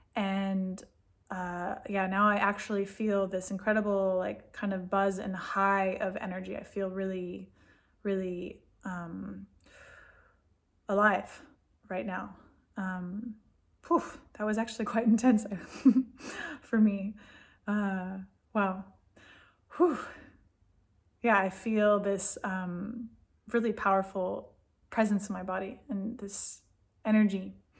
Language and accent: English; California, United States; moved away as an adult; now in Israel; I'm from California. I grew up in a really, really different culture and different mindset.